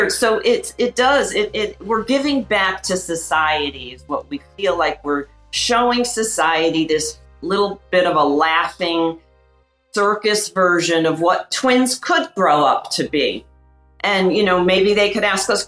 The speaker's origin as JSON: {"language": "English", "region": "Connecticut", "country": "United States", "said": "We came from Connecticut in like you could call it a one bedroom"}